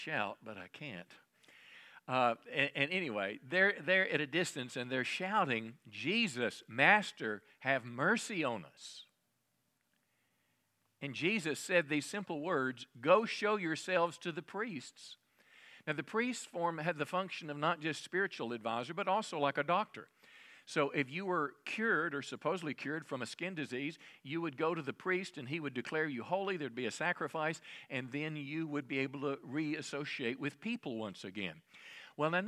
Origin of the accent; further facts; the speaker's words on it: United States; as American people